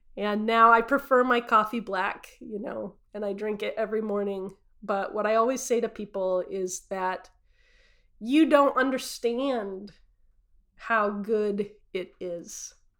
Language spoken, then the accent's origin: English; Utah, United States; I grew up in Utah as a devout Mormon, born and raised uh, in Utah